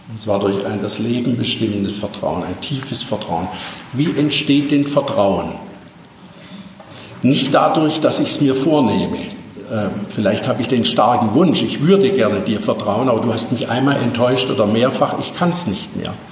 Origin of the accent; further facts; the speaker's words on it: Baden-Württemberg, Germany; Als Schwabe weiß ich, welchen Grund es gibt.